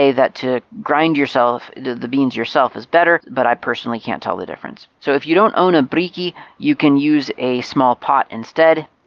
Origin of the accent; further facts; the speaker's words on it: Moscow, Russia; English is a second language; I'm from Mos- Moscow, Russia, and if you'll ever decide to come visit Moscow, give me a shout.